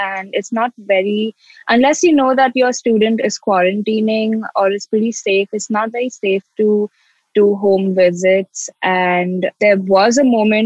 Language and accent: English; Mumbai, Maharashtra, India; I'm from Mumbai in India.